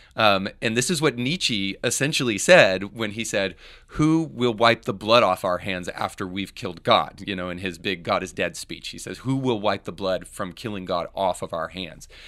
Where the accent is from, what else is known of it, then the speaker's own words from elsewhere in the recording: United States; me growing up in America